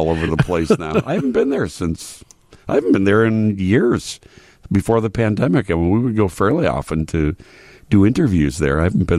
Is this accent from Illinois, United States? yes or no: yes; Chicago, Illinois, United States; I'm from the South Side